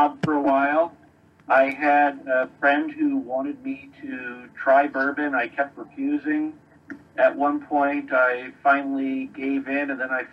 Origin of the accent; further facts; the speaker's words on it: Florida, United States; moved away as an adult; also born or lived in Colorado; now in Wisconsin, United States; Grew up in Florida. Lived in Colorado for about 20 years